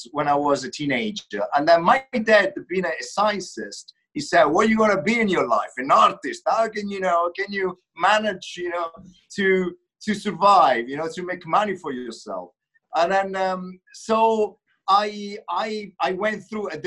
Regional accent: Umbria, Italy; moved away as an adult; also born or lived in Rome; being born and raised in Umbria region, you know, which is a middle Italy

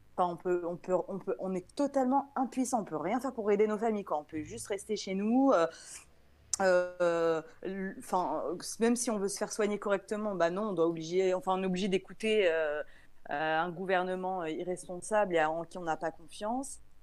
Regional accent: France; je suis de France

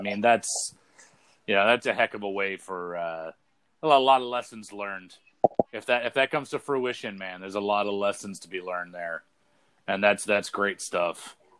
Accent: Brunswick, Maine, United States; They played at Bowdoin College, which is right here in my hometown in Brunswick.

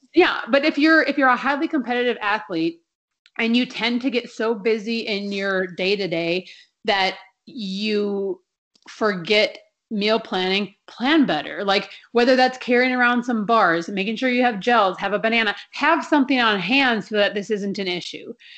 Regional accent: Minnesota, United States; when I was growing up in Minnesota

